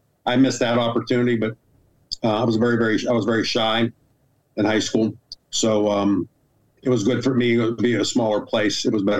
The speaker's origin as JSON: {"language": "English", "town": "New Kensington", "region": "Pennsylvania", "country": "United States", "said": "I'm from New Kensington, Pennsylvania."}